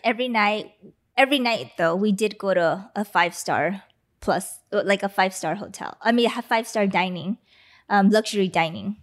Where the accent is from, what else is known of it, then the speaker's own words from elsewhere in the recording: Los Angeles, California, United States; L A.